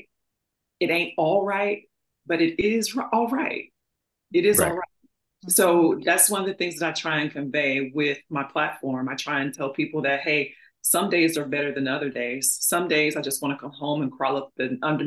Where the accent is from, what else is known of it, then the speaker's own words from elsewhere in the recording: St. Louis, Missouri, United States; I grew up in St. Louis